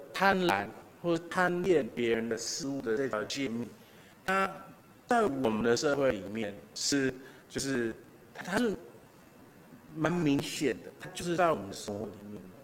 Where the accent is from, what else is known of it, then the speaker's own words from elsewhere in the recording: Taiwan; 我我也好好的赞美了我们台湾人